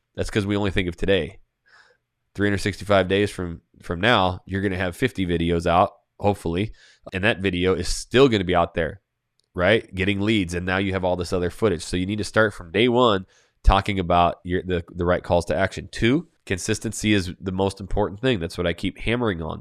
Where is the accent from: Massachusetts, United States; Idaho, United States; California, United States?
Idaho, United States; Coeur d'Alene; I'm from Coeur d'Alene, Idaho, just south Canadian border